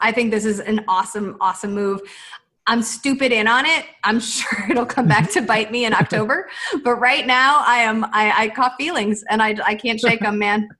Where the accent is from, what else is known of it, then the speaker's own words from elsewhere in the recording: Chicago, Illinois, United States; now in Los Angeles, United States; I grew up in Chicago